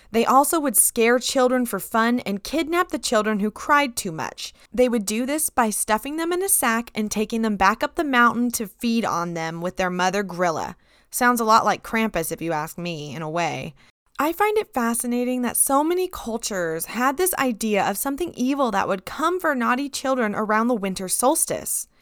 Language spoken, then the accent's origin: English; United States; Growing up in America